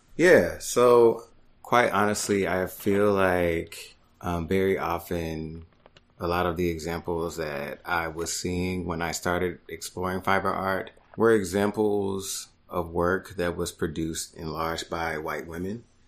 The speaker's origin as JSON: {"language": "English", "town": "Dallas", "region": "Texas", "country": "United States", "also_born_or_lived": "Houston, Texas / New York", "moved": "as an adult", "lives_now": "Brooklyn, United States", "said": "I am originally from Dallas, Texas"}